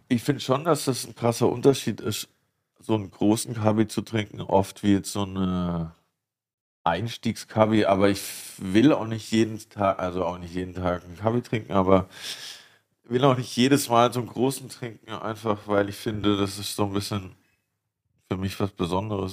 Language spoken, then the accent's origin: German; Baden-Württemberg, Germany; moved away; der hat einen Weinberg äh, zwei Dörfer weiter, wo ich aufgewachsen bin